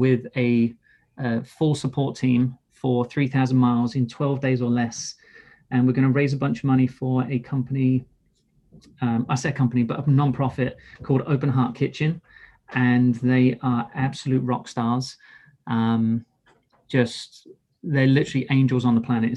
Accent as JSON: {"language": "English", "region": "England", "country": "United Kingdom", "said": "I'm English"}